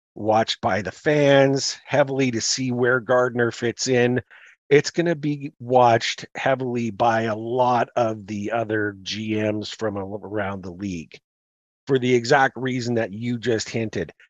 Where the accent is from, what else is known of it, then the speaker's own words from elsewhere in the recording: Canada; now in Calgary, Canada; we're Canadian